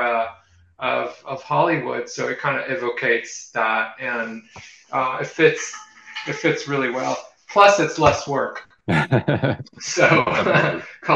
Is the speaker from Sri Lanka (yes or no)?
no; Israel; moved away; I grew up in Israel